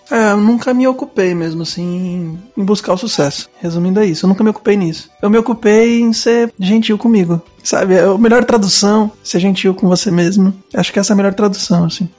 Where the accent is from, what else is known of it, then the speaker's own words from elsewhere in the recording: Cubatão, São Paulo, Brazil; now in Guarulhos, Brazil; Eu sou nascido em Cubatão, no interior